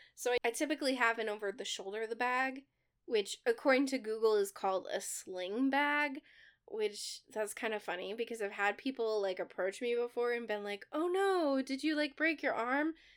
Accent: Midwest, United States; We're from the Midwest

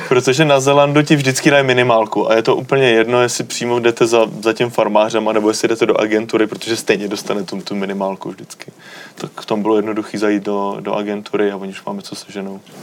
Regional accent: Czechia; jsem z České republiky

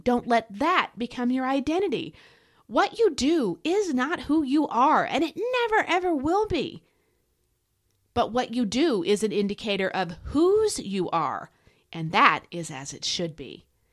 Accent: United States; as an American

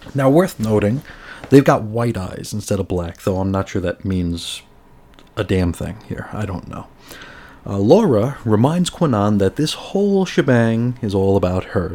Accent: United States; as an American

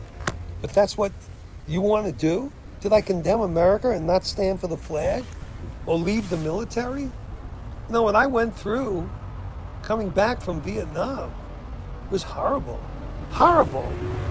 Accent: United States; I'm an American

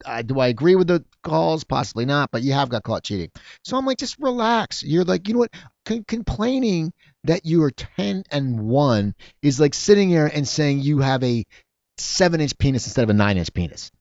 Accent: near Philadelphia, Pennsylvania, United States; moved away as an adult; also born or lived in New Jersey; now in Los Angeles, United States; I grew up near Philadelphia

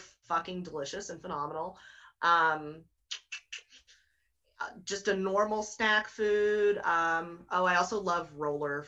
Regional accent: Houston, Texas, United States; I grew up in Houston

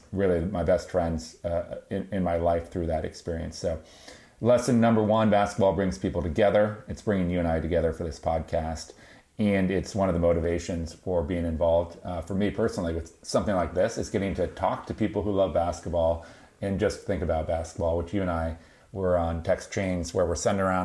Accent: Marin County, California, United States; I grew up here in Marin County and went to Marin Academy

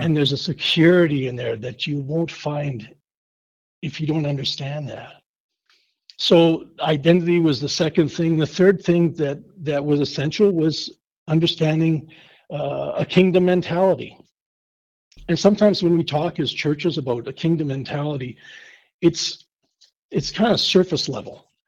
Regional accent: Winnipeg, Manitoba, Canada; moved away as an adult; also born or lived in Hinton; now in Kearney, United States; I grew up in Winnipeg, Manitoba

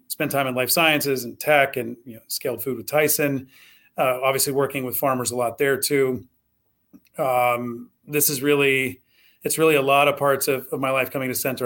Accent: Southwest Ohio, United States; also born or lived in Kentucky; I grew up in Southwest Ohio.

